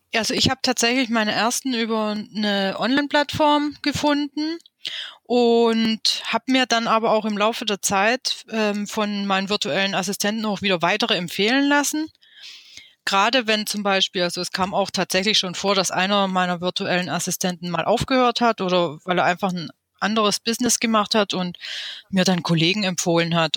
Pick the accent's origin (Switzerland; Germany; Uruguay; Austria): Germany; Stuttgart, Baden-Württemberg; ich bin aus dem Großraum von Stuttgart. Ich bin hier geboren und lebe hier schon immer seit 41 Jahren.